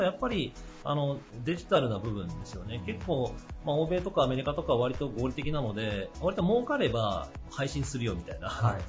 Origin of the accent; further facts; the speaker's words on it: Okayama, Japan; 地元岡山